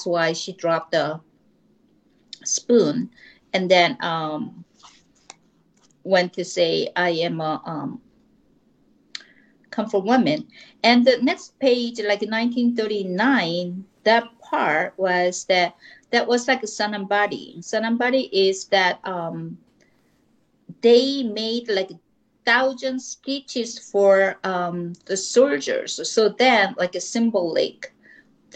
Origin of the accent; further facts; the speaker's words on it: South Korea; first language Korean; English is a second language; moved away as an adult; also born or lived in Seoul; now in Southern California, United States; I grew up in Korea, and then I came to United States.